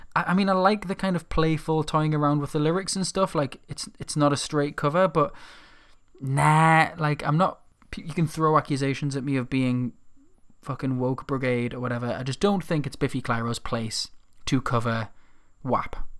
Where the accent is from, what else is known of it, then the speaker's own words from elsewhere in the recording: Newcastle upon Tyne, North East England, United Kingdom; my hometown